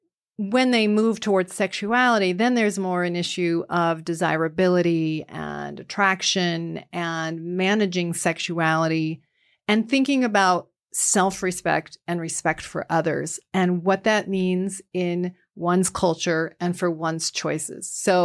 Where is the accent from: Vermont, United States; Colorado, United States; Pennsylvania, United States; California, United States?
Vermont, United States; now in Illinois, United States; because I grew up in Vermont. I raised my kids in Illinois.